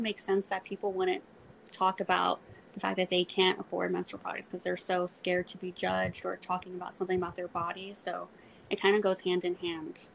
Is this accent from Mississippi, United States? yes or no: no; Corpus Christi, Texas, United States; I'm from Corpus